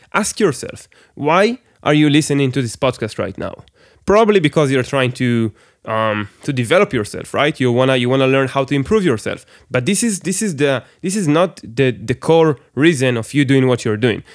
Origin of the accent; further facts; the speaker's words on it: Israel; English is a second language; I'm, I'm from Israel, by the way, everybody. So I, I, English is my second language